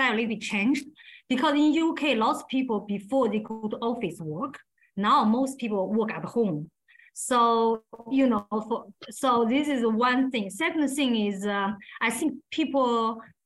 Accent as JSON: {"language": "English", "country": "China", "tie": "born or raised there", "second_language": "English", "moved": "as an adult", "lives_now": "England", "said": "I grew up in China, like 24 years"}